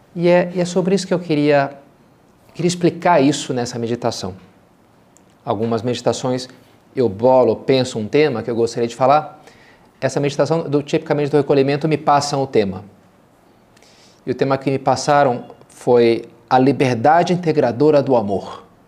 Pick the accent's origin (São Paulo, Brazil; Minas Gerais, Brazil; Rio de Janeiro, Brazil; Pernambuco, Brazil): Rio de Janeiro, Brazil; meus pais moram até hoje, eu me criei, lá na, na Gávea, no Rio de Janeiro